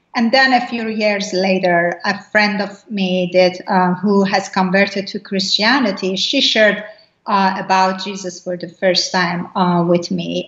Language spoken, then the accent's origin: English; Iran; moved away; I grew up in Iran, uh, which is an Islamic uh, country